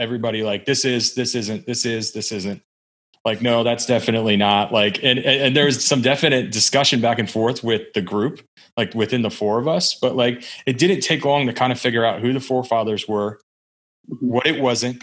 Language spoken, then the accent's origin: English; Maryland, United States; also born or lived in Wilmington; I was raised in Maryland